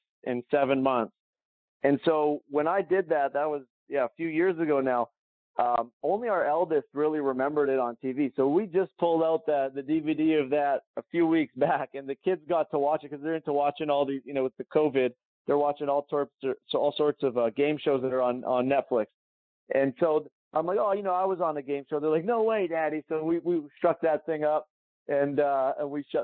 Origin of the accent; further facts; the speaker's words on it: Calgary, Alberta, Canada; moved away; I flew back to my hometown, Calgary